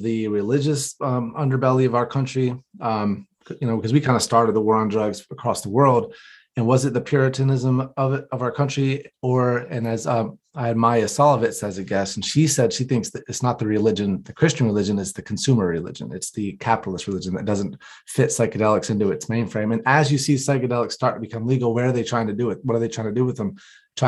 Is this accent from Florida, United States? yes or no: no; North Carolina, United States; I come from the Bible Belt, North Carolina